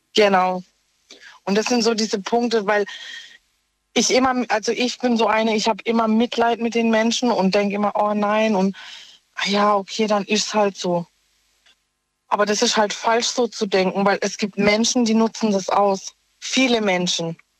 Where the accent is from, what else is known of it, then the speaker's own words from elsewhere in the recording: Offenburg, Baden-Württemberg, Germany; ich komme aus Offenburg